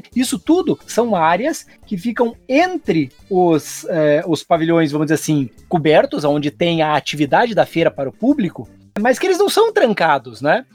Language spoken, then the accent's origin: Portuguese; Brazil; Eu era o louco que vinha da, do Brasil, da, da, daquela terra lá que fica lá na América do Sul